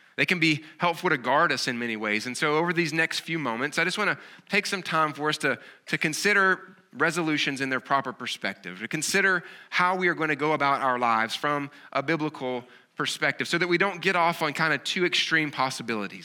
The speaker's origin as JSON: {"language": "English", "region": "the South", "country": "United States", "accent": "Southern", "said": "as you can kinda tell from my accent, I'm not, I have a, a Southern kind of accent"}